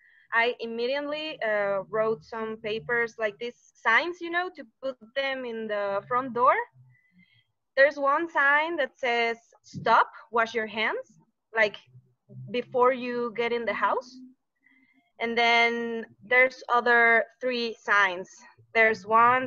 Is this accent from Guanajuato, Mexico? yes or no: yes; Celaya, Guanajuato, Mexico; I'm from Celaya. It's a little town.